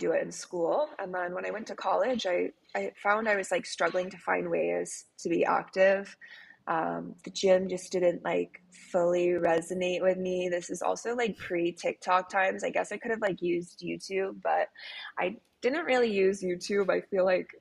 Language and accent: English; Connecticut, United States; now in Miami, United States; I'm from Connecticut originally, a small town in Connecticut. So I grew up with parents who are super outdoorsy